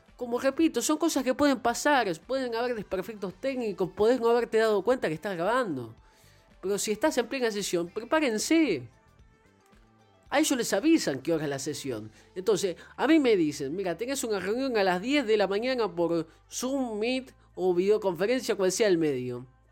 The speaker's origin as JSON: {"language": "Spanish", "region": "Buenos Aires", "country": "Argentina", "tie": "born or raised there", "said": "soy argentino, nací en Buenos Aires"}